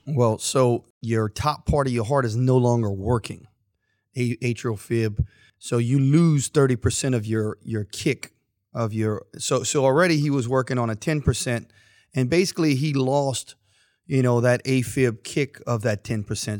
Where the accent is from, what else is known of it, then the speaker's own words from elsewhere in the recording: St. Martinville, Louisiana, United States; now in Youngsville, United States; I'm originally, of course, Saint Martinville, but no one knows where Saint Martinville is. But I am from Youngsville.